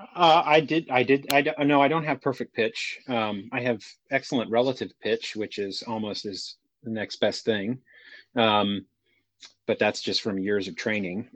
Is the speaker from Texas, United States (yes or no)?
yes; Houston, Texas, United States; born and raised in Houston, Texas